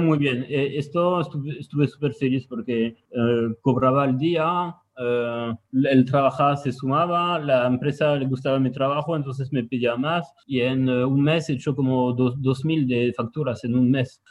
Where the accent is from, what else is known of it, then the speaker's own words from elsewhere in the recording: Tours, Centre-Val de Loire, France; Spanish is a second language; moved away as an adult; also born or lived in Nantes, France; now in Barcelona, Spain; Yo nací en el centro de Francia, en una ciudad pequeñita que se llama Tours. Me quedé ahí hasta los 18 años